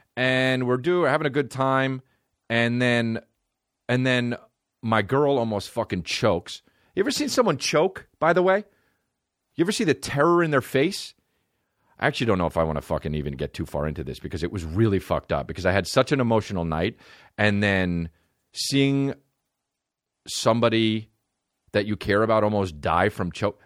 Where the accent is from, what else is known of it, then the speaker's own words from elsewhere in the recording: New Jersey, United States; I'm from New Jersey